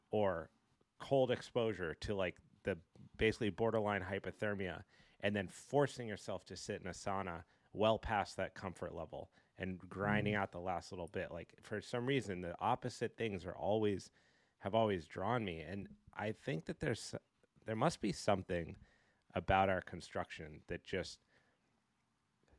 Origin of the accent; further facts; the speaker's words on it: Colorado, United States; I grew up in Colorado, I skied competitively for 12 years